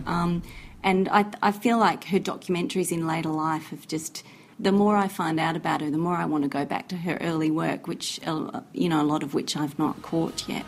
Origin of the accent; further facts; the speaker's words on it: Australia; I'm speaking as an Australian